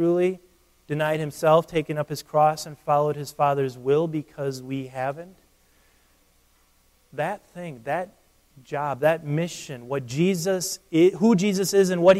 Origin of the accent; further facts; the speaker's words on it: United States; I'm an American